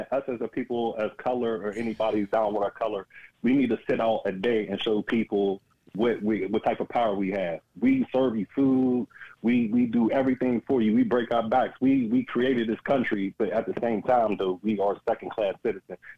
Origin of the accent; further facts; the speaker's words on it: Pittsburgh, Pennsylvania, United States; now in Buffalo, United States; yeah, I'm from Pittsburgh.